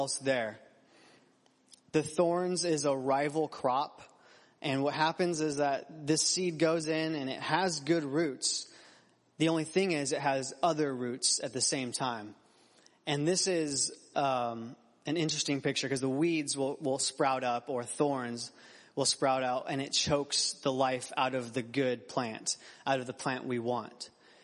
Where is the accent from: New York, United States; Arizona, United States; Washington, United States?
Arizona, United States; Phoenix; I grew up in Phoenix, Arizona.